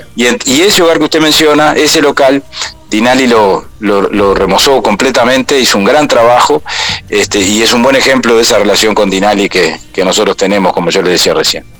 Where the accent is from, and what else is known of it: Uruguay